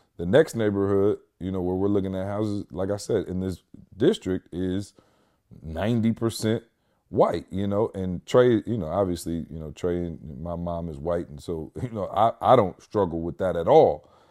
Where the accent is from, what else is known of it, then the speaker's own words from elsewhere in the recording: Lansing, Michigan, United States; now in Georgia, United States; Lansing, my hometown